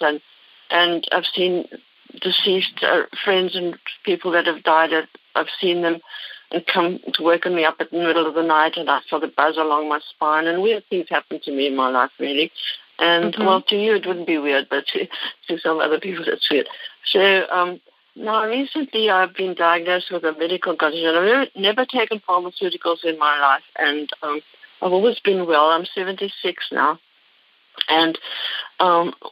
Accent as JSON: {"language": "English", "town": "Cape Town", "region": "Western Cape", "country": "South Africa", "tie": "born or raised there", "moved": "as an adult", "lives_now": "Concord, United States", "said": "Concord, California, but I actually was born in Cape Town in South Africa. And I came to America, and I lived half my life there and half here now"}